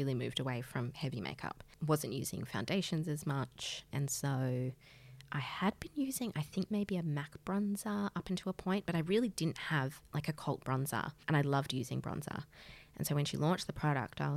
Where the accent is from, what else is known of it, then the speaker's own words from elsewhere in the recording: Australia; I'm from Australia